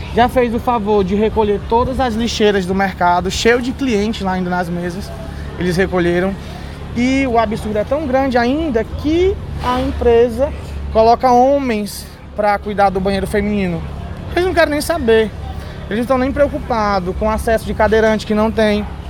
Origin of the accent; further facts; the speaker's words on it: Fortaleza, Ceará, Brazil; Nós somos cearenses, somos fortalezenses, somos nativos